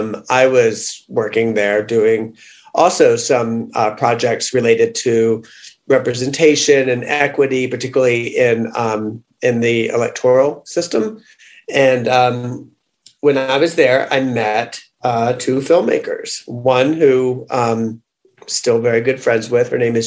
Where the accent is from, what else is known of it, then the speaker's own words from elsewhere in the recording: Atlanta, Georgia, United States; I grew up in Atlanta